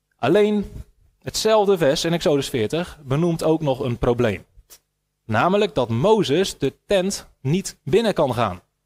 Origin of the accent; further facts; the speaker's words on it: Netherlands; wij als Nederlanders